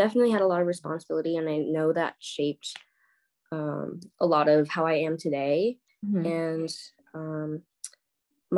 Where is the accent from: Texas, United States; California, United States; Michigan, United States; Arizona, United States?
California, United States; also born or lived in Korea; now in New York, United States; I was born in Korea, raised in California, and now I'm living in New York